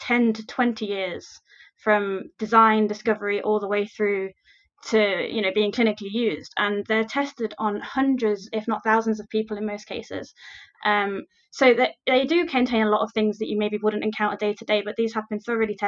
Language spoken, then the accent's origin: English; Nottingham, East Midlands, United Kingdom; moved away as an adult; also born or lived in Leeds; now in Belfast, United Kingdom; I'm originally from Nottingham in the UK